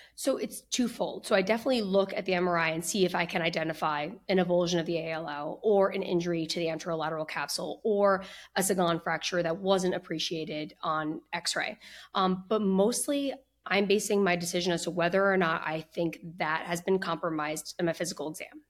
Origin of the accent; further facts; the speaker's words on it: New Jersey, United States; also born or lived in Boston / Philadelphia; I grew up in New Jersey, where I currently practice now